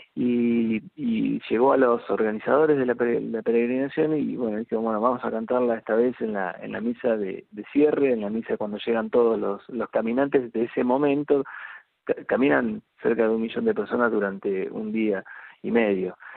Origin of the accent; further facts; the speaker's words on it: América, Buenos Aires Province, Argentina; moved away; yo viví 30 años en Buenos Aires y hace muy poco tiempo, hace unos cuatro meses, eh, nos vinimos a, a, América, provincia de Buenos Aires, que es el pueblo donde, donde nací